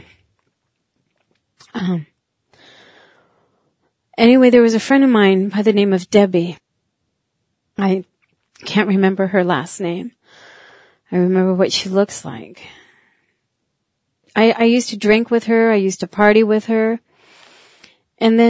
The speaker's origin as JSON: {"language": "English", "town": "Milesville", "region": "South Dakota", "country": "United States", "tie": "born or raised there", "also_born_or_lived": "Eagle Butte, South Dakota", "said": "I was born in Eagle Butte on the reservation. I am from the Cheyenne River Sioux tribe. My mother was a full-blooded Sioux. My father, a white man. I was raised in a little place in the country, 4 miles north of Milesville"}